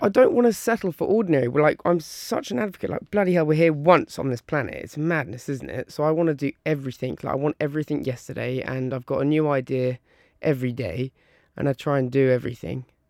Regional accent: Isle of Wight, South East England, United Kingdom; now in Surrey, United Kingdom; I was brought up on the Isle of Wight on a little island

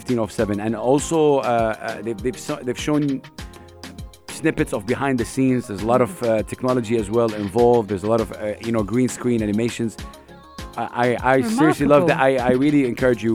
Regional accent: Saudi Arabia; now in United Arab Emirates; I'm from Saudi Arabia

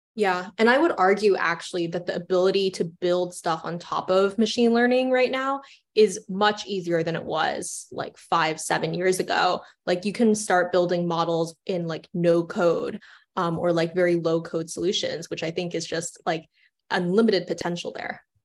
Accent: Orlando, Florida, United States; moved away; I grew up in Orlando, Florida, and I went to the Kennedy Space Center every weekend

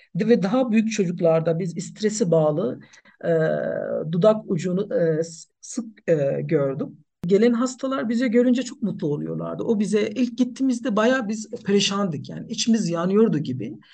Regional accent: Nepal; Turkish is a second language; moved away as an adult; also born or lived in Turkey; now in Ankara, Turkey; Aslen Nepalliyim ee, ama yaklaşık 10 yıldır ee, Türkiye'de yaşıyorum

